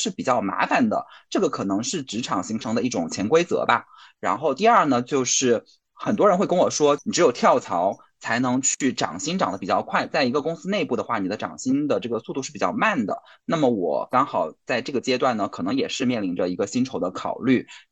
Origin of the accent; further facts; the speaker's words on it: southern China, China; now in Beijing, China; 是在北京生活的南方人